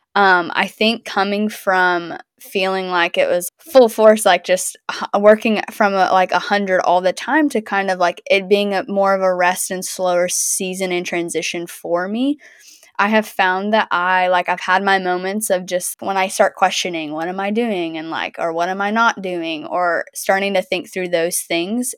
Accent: the South, United States; I'm from the South

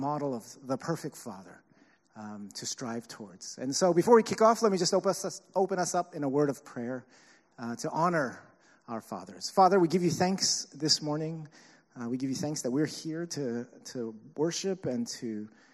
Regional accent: New York City, New York, United States; I'm from Staten Island

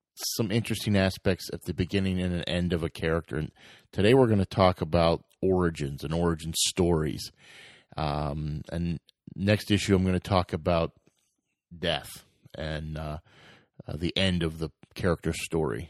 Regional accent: United States; I'm from America

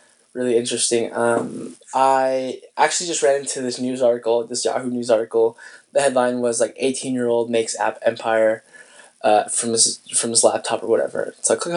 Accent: Spokane, Washington, United States; moved away; I was in my hometown of Spokane, Washington

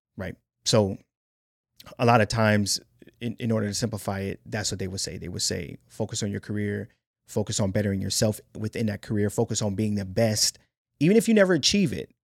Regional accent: Cleveland, Ohio, United States; I'm a nigga from Cleveland

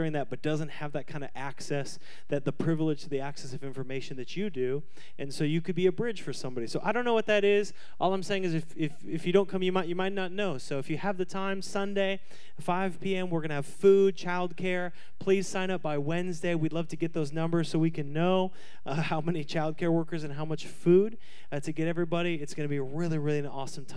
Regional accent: the Northwest, Pacific Northwest, United States; now in Scottsdale, United States; what living in the Northwest is like

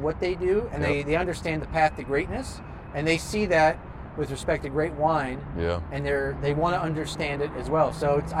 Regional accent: just outside Seattle, Washington, United States; I was born just outside Seattle. Sean Kemp was my everything growing up.

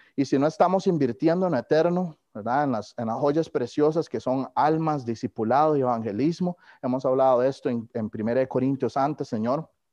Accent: Costa Rica; moved away as an adult; now in Kansas City, United States; yo no he soltado Costa Rica

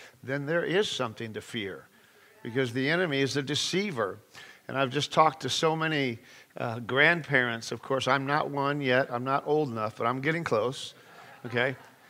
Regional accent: California, United States; I'm from California

